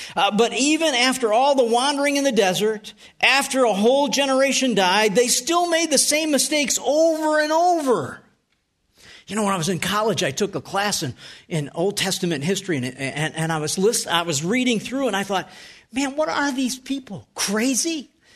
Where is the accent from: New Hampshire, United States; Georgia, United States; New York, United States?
New York, United States; North Tonawanda; moved away; I grew up in Western New York. And I, I lived at three nineteen Tremont Street.